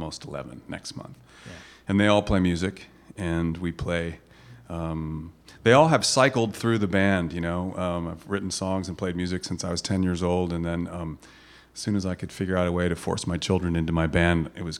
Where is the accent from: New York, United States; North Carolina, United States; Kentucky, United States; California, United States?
Kentucky, United States; I grew up in Kentucky, and my tennis coach was my art teacher